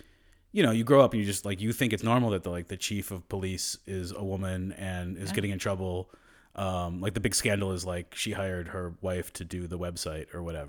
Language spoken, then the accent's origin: English; Northampton, Massachusetts, United States; I grew up in Northampton, Massachusetts.